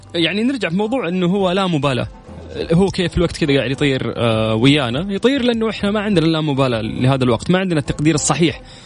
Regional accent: Saudi Arabia; عندنا في السعوديه

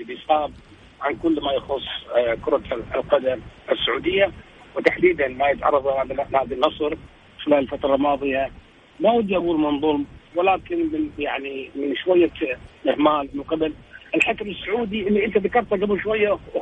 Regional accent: Kuwait; احنا كذلك ككويتيين كاعلاميين كويتيين

